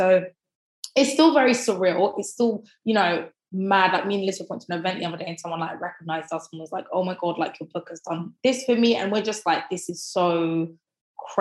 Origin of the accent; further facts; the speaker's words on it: Croydon, London, United Kingdom; also born or lived in Thornton Heath; I grew up in West Croydon and I live in Thornton Heath now.